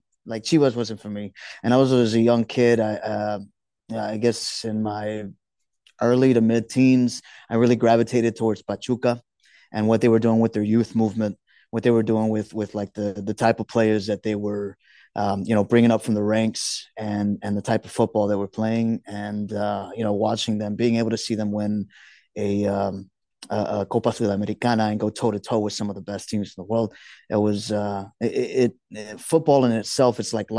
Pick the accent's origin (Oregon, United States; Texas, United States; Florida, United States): Texas, United States; Houston; also born or lived in Juarez; Born and raised in Houston, from South Park. I've lived some time in Juarez.